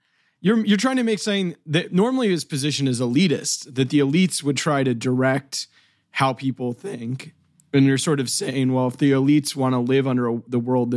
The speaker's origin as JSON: {"language": "English", "region": "Georgia", "country": "United States", "tie": "born or raised there", "said": "Yeah, I grew up"}